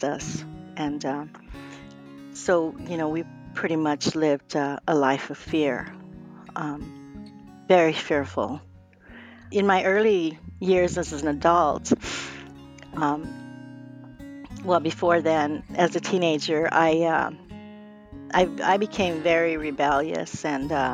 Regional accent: Phoenix, Arizona, United States; I was born and raised here in Phoenix, Arizona

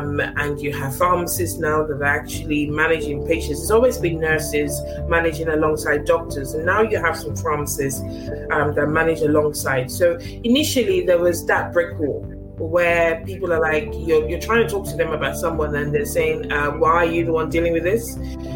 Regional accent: Nigeria; now in United Kingdom; I was born in Africa, in Nigeria, born and bred to a certain extent

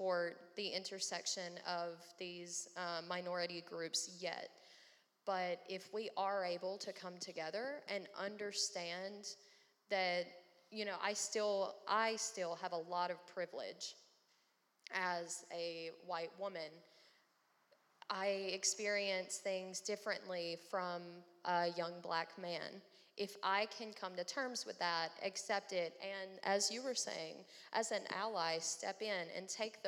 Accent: the South, United States; as a young white woman growing up in the South

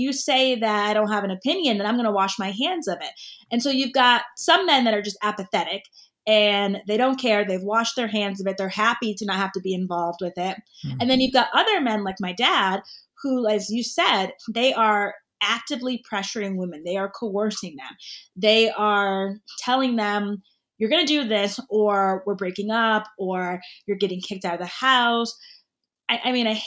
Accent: Connecticut, United States; I grew up in Connecticut where I live now.

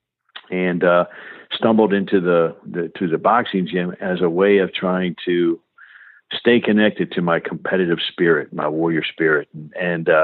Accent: Silver Spring, Maryland, United States; I grew up right outside Washington, D.C. in a community called Silver Spring, Maryland.

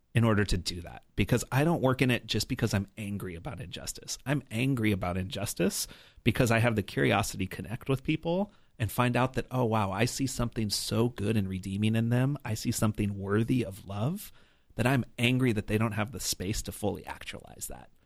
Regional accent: New Mexico, United States; also born or lived in Colorado; Born in Colorado, spent most of my life growing up in New Mexico

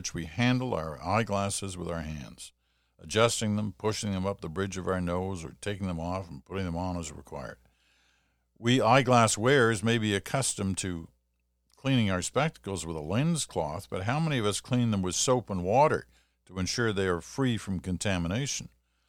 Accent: Kitchener, Ontario, Canada; It was from someone from my hometown of Kitchener.

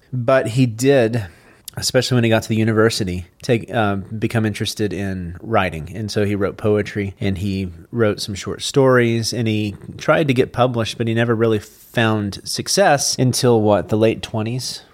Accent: Texas, United States; I'm from Texas

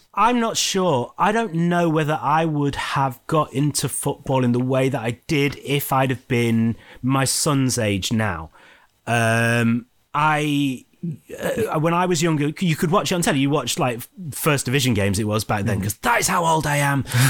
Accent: Scunthorpe, Yorkshire and the Humber, United Kingdom; I've got my hometown team and I support Scunthorpe United

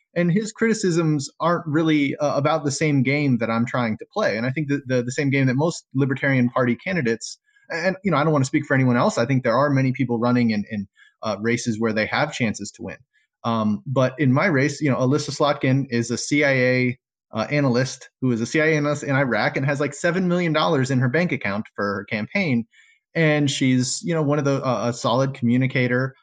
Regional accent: South Florida, United States; moved away as an adult; now in Michigan, United States; I'm new to this area in Michigan. I'm from South Florida

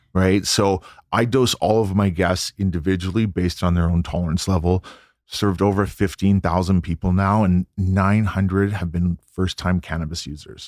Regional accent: Vancouver, British Columbia, Canada; I grew up in Vancouver, British

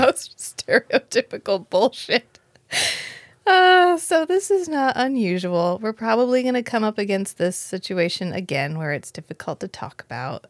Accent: United States; we're American

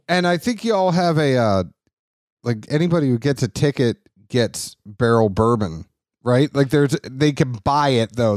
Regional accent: Boston, Massachusetts, United States; I grew up in Boston

